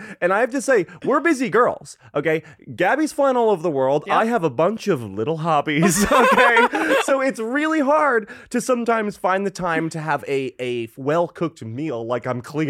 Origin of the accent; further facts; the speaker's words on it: Wallingford, Connecticut, United States; I'm from Wallingford.